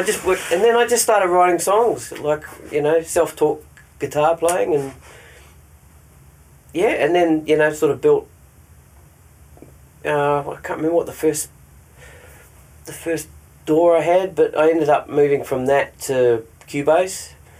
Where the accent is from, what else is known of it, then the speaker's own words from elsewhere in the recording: New Zealand; There's one song I wrote about my hometown in New Zealand, which was pretty cool